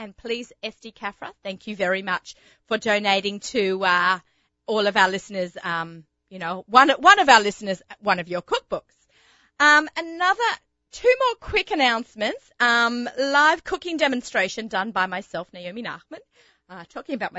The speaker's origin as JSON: {"language": "English", "town": "Sydney", "region": "New South Wales", "country": "Australia", "tie": "born or raised there", "moved": "yes", "said": "growing up in Australia"}